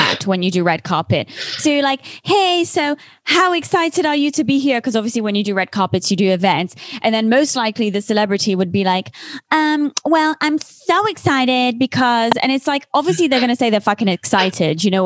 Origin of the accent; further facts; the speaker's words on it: Switzerland; first language French; English is a second language; moved away as an adult; also born or lived in United Kingdom / Los Angeles; I'm actually from Switzerland, but I grew up in Switzerland